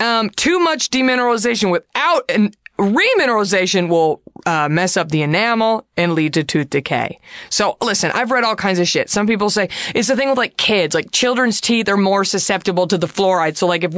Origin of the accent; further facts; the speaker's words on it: Texas, United States; growing up in Texas